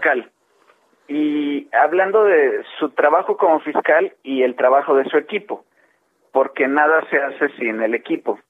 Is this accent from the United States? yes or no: no; Mexico; todos como mexicanos